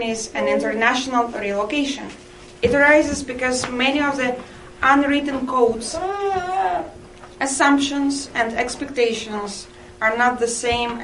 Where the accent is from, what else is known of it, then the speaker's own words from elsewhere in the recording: Russian Far East, Russia; English is a second language; moved away as an adult; now in Canada; I come from Russia, far eastern part